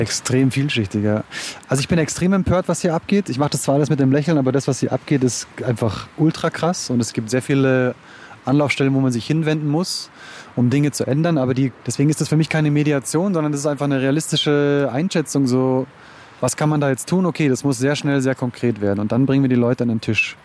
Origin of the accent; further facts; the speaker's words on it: Munich, Bavaria, Germany; Also ich bin in Untergiesing geboren und aufgewachsen, in der Pilgersheimer Straße